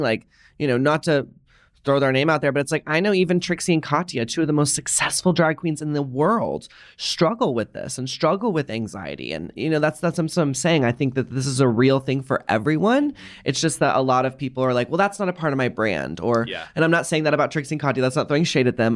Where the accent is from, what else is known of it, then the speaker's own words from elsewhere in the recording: the South, United States; I grew up in the South